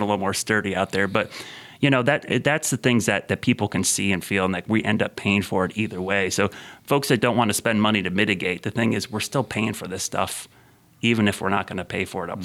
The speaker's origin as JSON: {"language": "English", "region": "Ohio", "country": "United States", "tie": "born or raised there", "moved": "yes", "said": "in the late '70s, mm. early '80s when I grew up in Ohio"}